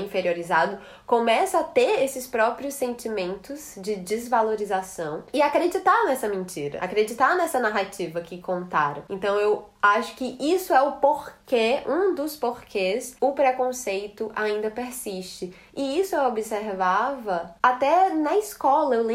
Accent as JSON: {"language": "Portuguese", "town": "Fortaleza", "region": "Ceará", "country": "Brazil", "also_born_or_lived": "Natal", "accent": "Fortaleza", "said": "eu sou cearense, né? Mas como eu morei muito tempo em Natal, eu sinto que o, o cearenseis deu uma amenizada e misturou ali com várias gírias de Natal, mas eu ainda tenho um chiado que é muito do, do Ceará, né?"}